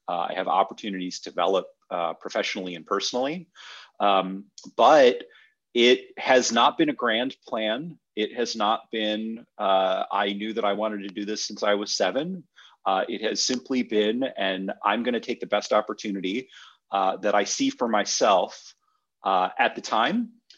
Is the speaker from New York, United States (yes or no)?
no; Michigan, United States; born there; I was born in Michigan, moved around a little bit with my folks. My father worked for General Motors, so we sort of moved where they were building plants or doing renovations. Settled back in Michigan.